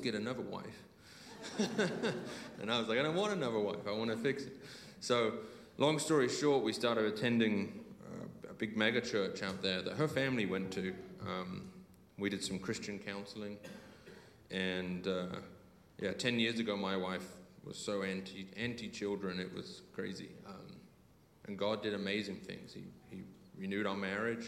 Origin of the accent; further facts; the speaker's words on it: Alton, South East England, United Kingdom; moved away as an adult; now in Utah, United States; I'm actually born and raised in Alton for 18 years. But 18 years ago, I left Alton and I went to ski in Utah, Colorado, sorry, Utah, USA